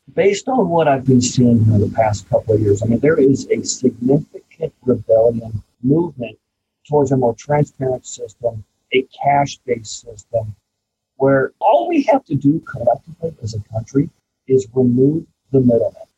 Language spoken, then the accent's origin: English; Champaign, Illinois, United States; my hometown of Champaign